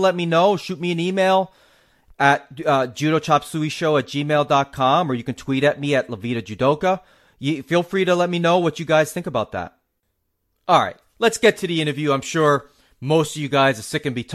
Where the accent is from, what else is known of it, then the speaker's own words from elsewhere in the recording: New England, United States; I'm a New England native.